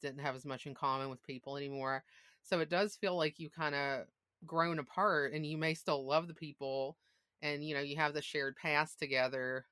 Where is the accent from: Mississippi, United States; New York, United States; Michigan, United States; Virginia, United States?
Mississippi, United States; moved away as an adult; also born or lived in Massachusetts; I grew up in Mississippi and I went to college away